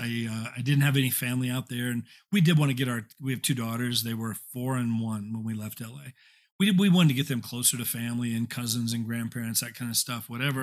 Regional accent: Indiana, United States; moved away as an adult; also born or lived in California; I'm from Indiana, originally born and raised, uh, moved to California after I graduated college.

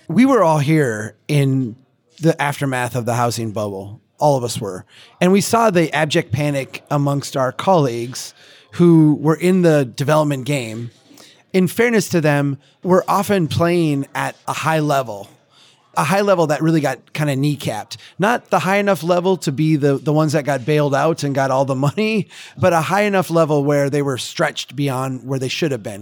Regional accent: Minnesota, United States; as a Minnesotan

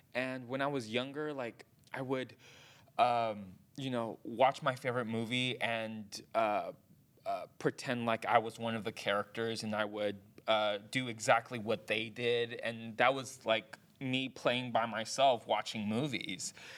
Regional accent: Hayward, California, United States; So I was born in Hayward, California, and that's in the San Francisco Bay Area. Um, I was born and raised there. I still live there.

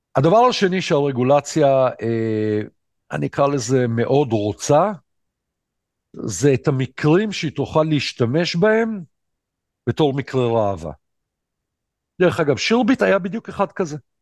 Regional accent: Ashdod, Southern District, Israel; אני אשדודי

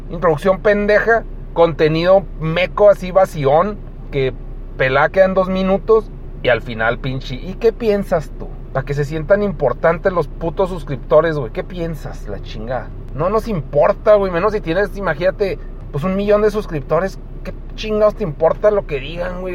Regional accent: Mexico; siendo mexicano

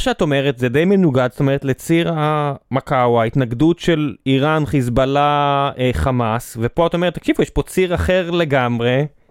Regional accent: Beersheba, Southern District, Israel; ואני בחור באר שבעי במקור

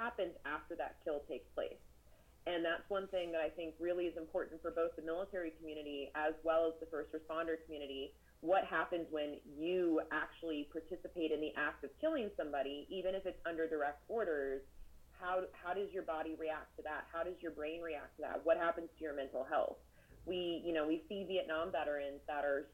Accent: San Diego, California, United States; now in Alabama, United States; I'm actually from San Diego

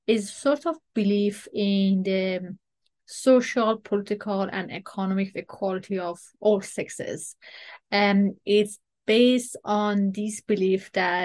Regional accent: Iran; now in Canada; I am originally from Iran. And as an Iranian Canadian woman

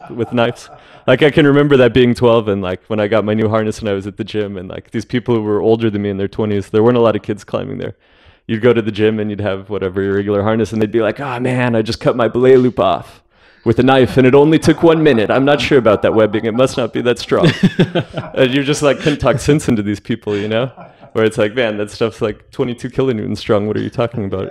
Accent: Albuquerque, New Mexico, United States; moved away; the Stone Age climbing gym in Albuquerque, which, uh, is where I grew up

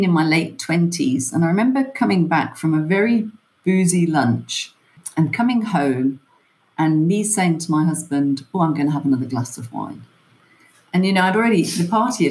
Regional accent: England, United Kingdom; moved away as an adult; also born or lived in Ireland (family); now in Johannesburg, South Africa; I was born and brought up in England

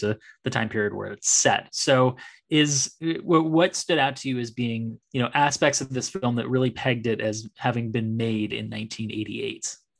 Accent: Bay Area, California, United States; I grew up in the Bay Area

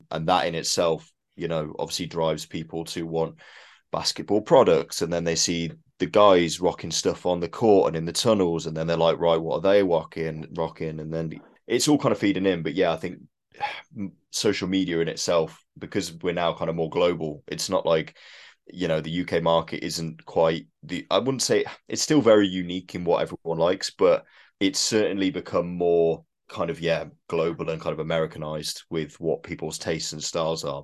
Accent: United Kingdom; we're British

